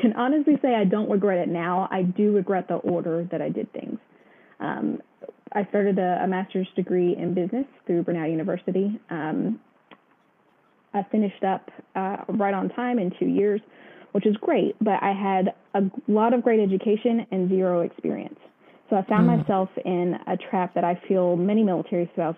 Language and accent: English; small town just below Savannah, Georgia, United States; moved away as an adult; now in Washington State, United States; I'm born and raised in Georgia. I'm from a very small town just below Savannah.